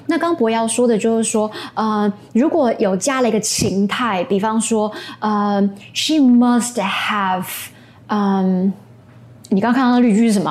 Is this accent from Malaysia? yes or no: no; Taiwan; first language English and Chinese; 因为我们离日本很近